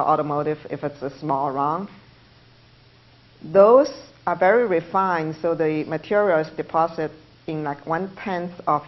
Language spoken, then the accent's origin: English; China; English is a second language; moved away as an adult; now in United States; I couldn't stay in China, I came to the United States, I live in American dream.